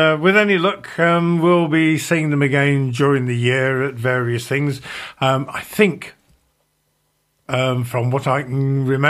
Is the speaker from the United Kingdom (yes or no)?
yes; Leicester, East Midlands, United Kingdom; moved away; my hometown of Leicester